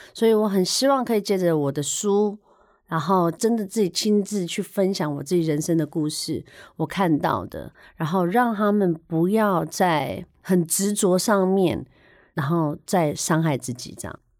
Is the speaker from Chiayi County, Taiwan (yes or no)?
yes; Chiayi, Chiayi County, Taiwan; also born or lived in Kaohsiung; now in Taipei, Taiwan; 我是高雄出生嘉义长大，那我小时候也是单亲家庭